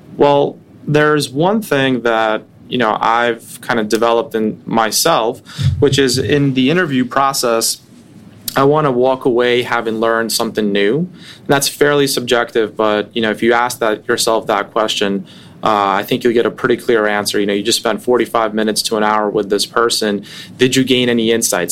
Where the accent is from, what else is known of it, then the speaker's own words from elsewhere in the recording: New York City, New York, United States; also born or lived in Russia; I grew up in Brooklyn when hip hop was becoming mainstream